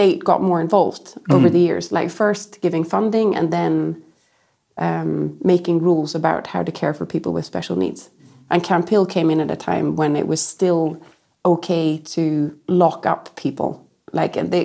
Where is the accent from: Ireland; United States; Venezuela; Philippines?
Ireland; I grew up in a little oasis in Ireland